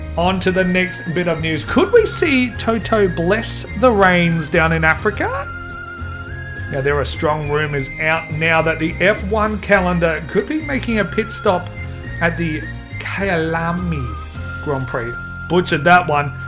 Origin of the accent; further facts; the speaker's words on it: Adelaide, South Australia, Australia; I'm from Adelaide